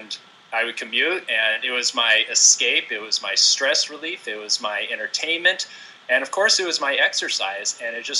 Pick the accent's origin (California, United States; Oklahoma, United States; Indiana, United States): California, United States; Lancaster; also born or lived in Virginia / San Luis Obispo; now in Vancouver, United States; I grew up in the Mojave Desert out in Lancaster area